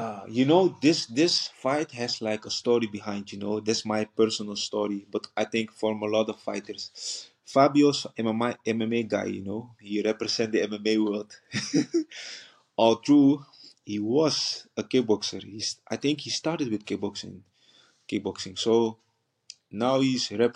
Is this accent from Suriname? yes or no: yes; Paramaribo, Paramaribo District, Suriname; English is a second language; moved away; also born or lived in Netherlands; I was born in the capital, Paramaribo, and grew up also in the capital